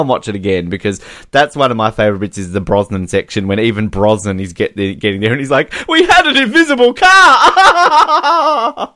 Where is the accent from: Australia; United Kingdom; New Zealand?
Australia; I'm Australian.